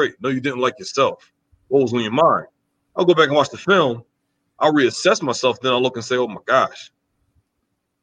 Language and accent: English; New Jersey, United States; moved away; also born or lived in Wisconsin; I'm from New Jersey. I'm from South Jersey.